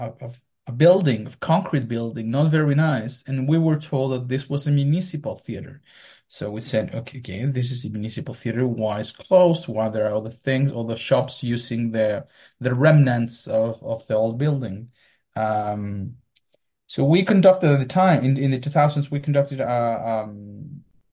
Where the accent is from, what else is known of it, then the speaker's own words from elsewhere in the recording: Melipilla, Santiago Metropolitan Region, Chile; moved away; I went to the National Library to read every single newspaper of my hometown